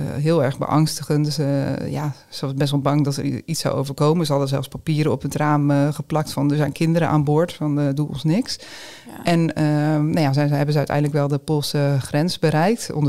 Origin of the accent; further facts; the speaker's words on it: Ukraine; now in Netherlands; tegelijkertijd mis ik gewoon heel erg mijn familie en, en ehm, ja, Oekraïne zal altijd mijn, eh, mijn thuisland blijven.